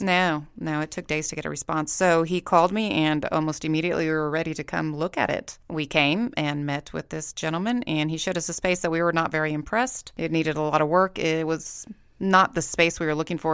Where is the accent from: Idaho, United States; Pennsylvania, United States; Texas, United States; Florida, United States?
Texas, United States; Corpus Christi; moved away as an adult; now in Saint George, United States; I am also from Corpus Christi, Texas